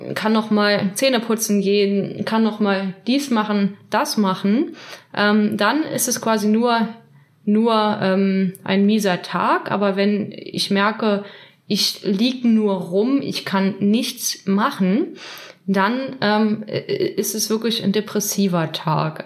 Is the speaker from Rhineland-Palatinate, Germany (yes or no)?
yes; Trier, Rhineland-Palatinate, Germany; moved away; ich komme aus Trier und lebe derzeit wieder in Trier